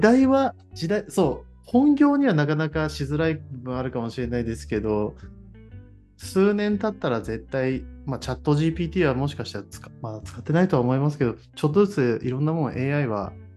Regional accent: Toyama, Japan; born or raised there; moved away as an adult

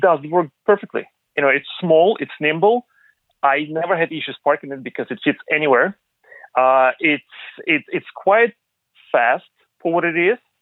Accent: Ukraine; moved away; I was born in Eastern Europe, in uh, Ukraine.

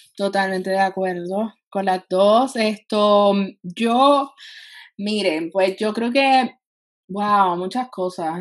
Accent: Puerto Rico; somos todos puertorriqueños

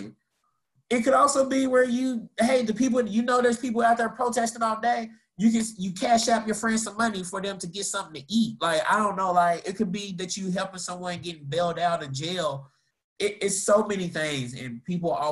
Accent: Louisville, Kentucky, United States; moved away as an adult; also born or lived in Tallahassee / Atlanta; I'm from Louisville

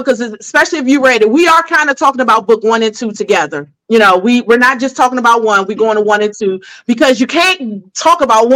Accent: New York City, New York, United States; I'm from Bed-Stuy

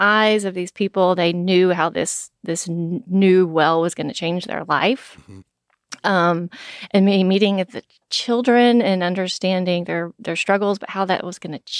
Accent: Texas, United States; I grew up in East Texas, so I know what an oil rig looks like

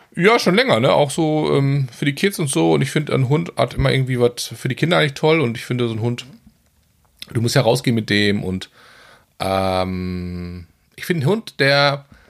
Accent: North Rhine-Westphalia, Germany; als Westfale

